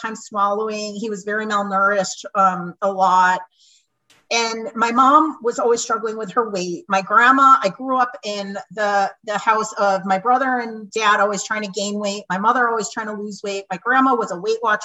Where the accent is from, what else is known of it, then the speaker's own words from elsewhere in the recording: right outside of Hartford, central Connecticut, United States; moved away as an adult; also born or lived in Rhode Island; now in Wilmington, United States; I grew up in Connecticut, in central Connecticut, right outside of Hartford.